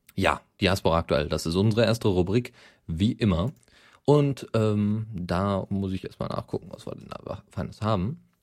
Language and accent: German; Bochum, North Rhine-Westphalia, Germany; Occupy Bochum, ja, also meine Heimatstadt